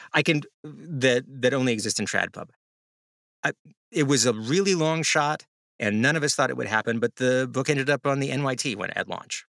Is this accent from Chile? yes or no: no; the South, United States; I'm from the South, so when you drag something in the past sense f, tense for me, that's drug.